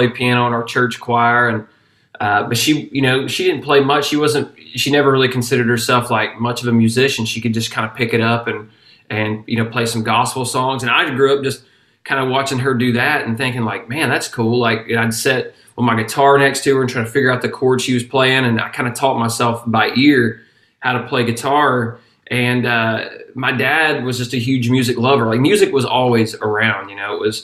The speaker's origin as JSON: {"language": "English", "area": "Habersham County", "region": "Georgia", "country": "United States", "tie": "born or raised there", "said": "we grew up in Habersham County, and it's, I don't know if you know where that's at, but it's like northeast corner of Georgia"}